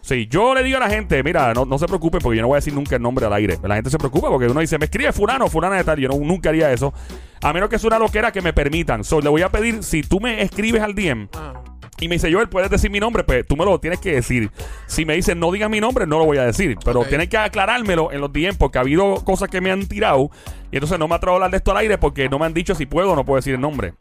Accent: Puerto Rico; cómo somos los boricuas, los latinos en general

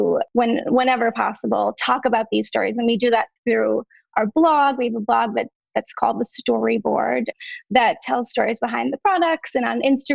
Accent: Minnesota, United States; moved away as an adult; now in New York, United States; I grew up in Minnesota, very close to Iowa.

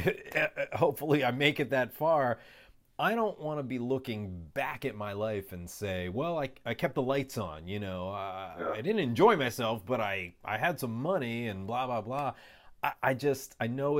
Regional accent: United States; I grew up here

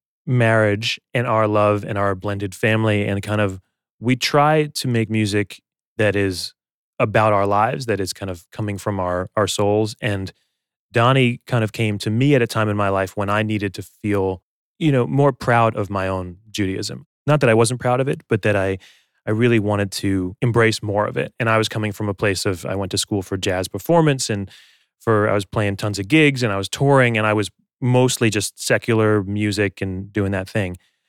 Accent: United States; Because I'm an American

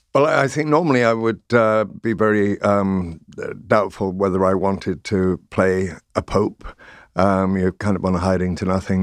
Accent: North Wales, United Kingdom; I grew up in North Wales and went to the Welsh Presbyterian Chapel in the town

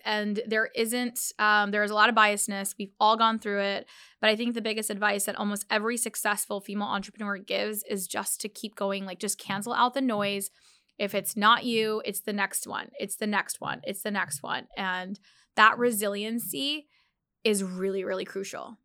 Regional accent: United States; I'm Muslim Pakistani. And I think growing up, in America

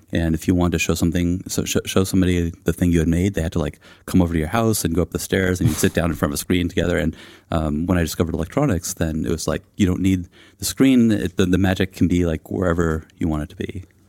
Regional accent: East Bay, California, United States; I grew up in the East Bay of California, and I've um, lived there kind of on and off my entire life

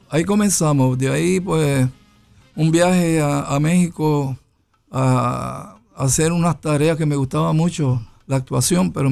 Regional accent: Ponce, Puerto Rico; Bueno, yo soy de Ponce.

